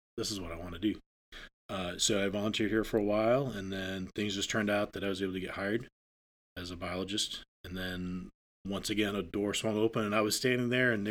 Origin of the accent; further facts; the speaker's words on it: Maine, United States; So I grew up in Northern Maine.